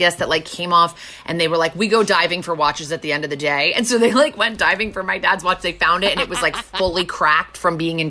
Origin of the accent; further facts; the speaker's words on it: Connecticut, United States; I grew up in Connecticut, so it was close enough for my parents to drive us